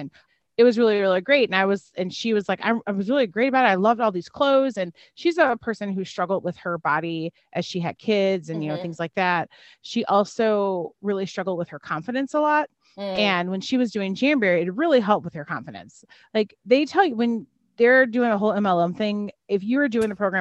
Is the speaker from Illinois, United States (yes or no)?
yes; Chicago, Illinois, United States; moved away; also born or lived in Terre Haute, Indiana; I grew up in Chicago, Illinois